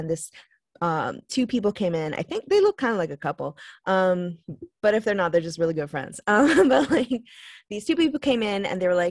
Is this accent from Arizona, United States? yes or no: no; Long Island, New York, United States; we're from Long Island